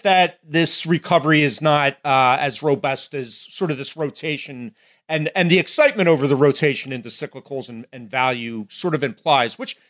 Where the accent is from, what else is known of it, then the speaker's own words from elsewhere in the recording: New Jersey, United States; even here in my home state of New Jersey, they've kind of halted the reopening to some degree